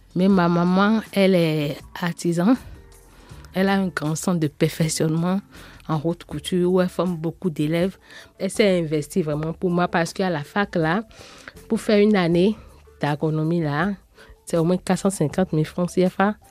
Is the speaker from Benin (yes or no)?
yes; Porto-Novo, Ouémé, Benin; Je suis née au Bénin porte nouveau la capitale politique du Bénin.